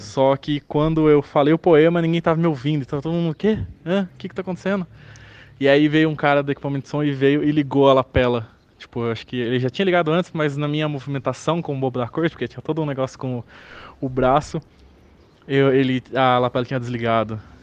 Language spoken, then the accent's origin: Portuguese; Lençóis Paulista, São Paulo, Brazil; da minha cidade natal, do Lençóis Paulista.